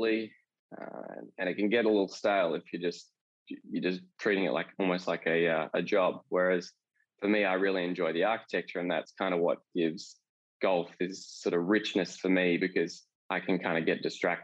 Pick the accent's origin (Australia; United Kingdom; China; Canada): Australia; Perth, Western Australia; moved away as an adult; also born or lived in Melbourne; I grew up in Perth